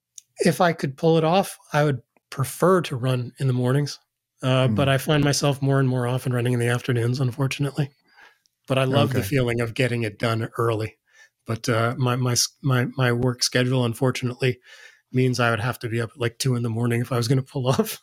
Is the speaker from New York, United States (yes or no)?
yes; New York, United States; Yeah, as a kid, I grew up in New York.